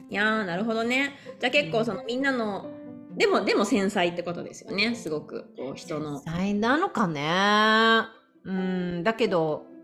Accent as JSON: {"language": "Japanese", "town": "Zama", "region": "Kanagawa", "country": "Japan", "tie": "born or raised there", "also_born_or_lived": "Yokosuka", "moved": "yes", "lives_now": "United States", "said": "私はそう日本生まれもう生まれも育ちも神奈川県生まれです。"}